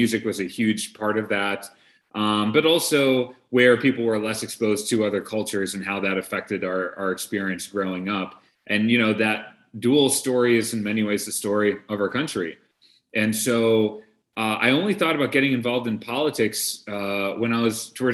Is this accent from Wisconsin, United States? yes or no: yes; Brookfield, Wisconsin, United States; I grew up in Brookfield, Wisconsin. My parents are immigrants from India